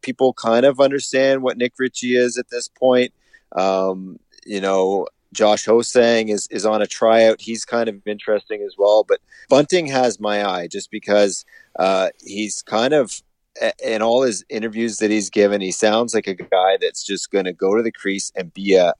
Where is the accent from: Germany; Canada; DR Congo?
Canada; Collingwood, Ontario; my hometown of Collingwood, Ontario.